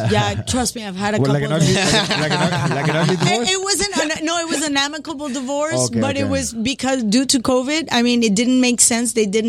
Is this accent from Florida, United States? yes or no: yes; Hialeah, Florida, United States; So I come from Hialeah. Remember when Telemundo used to be at the warehouses in Hialeah?